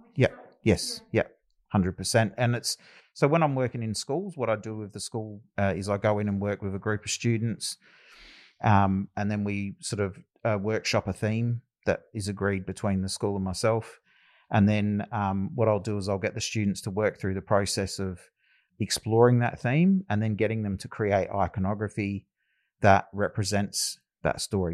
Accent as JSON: {"language": "English", "town": "Adelaide", "region": "South Australia", "country": "Australia", "tie": "born or raised there", "also_born_or_lived": "Loxton / Alice Springs (family)", "said": "I've resided a lot of my life down here in Adelaide, uh, growing up in the northern suburbs."}